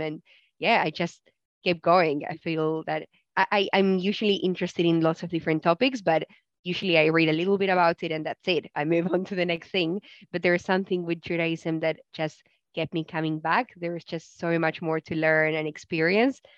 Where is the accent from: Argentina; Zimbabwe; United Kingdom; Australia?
Argentina; growing up in Argentina, I did have Jewish friends, especially in primary school